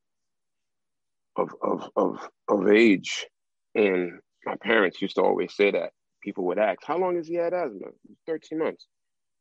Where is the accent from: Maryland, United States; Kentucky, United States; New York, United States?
New York, United States; New York City; growing up in South Jamaica